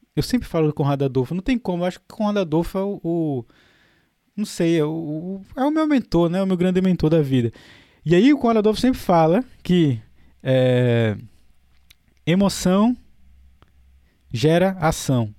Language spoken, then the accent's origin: Portuguese; Maceió, Alagoas, Brazil; moved away; also born or lived in Europe; Eu, eu, sou de Maceió